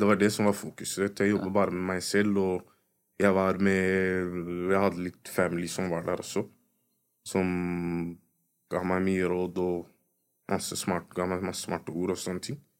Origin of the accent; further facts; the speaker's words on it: Oslo, Norway; folk som har kommet fra fuckings østkanten